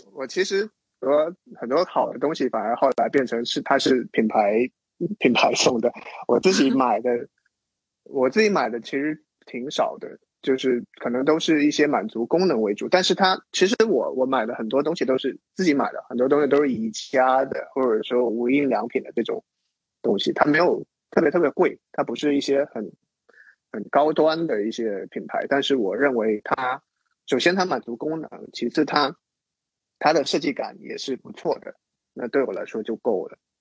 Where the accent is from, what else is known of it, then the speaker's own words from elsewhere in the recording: Zhangzhou, Fujian, China; moved away as an adult; also born or lived in Shanghai; 我就回到我的家乡 福建漳州，在那边治疗了一年